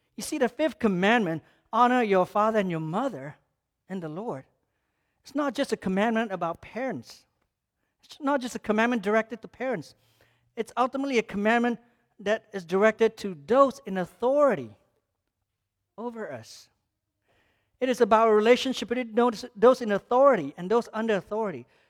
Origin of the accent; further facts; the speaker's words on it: Malaysia; moved away; growing up in Malaysia as a Muslim country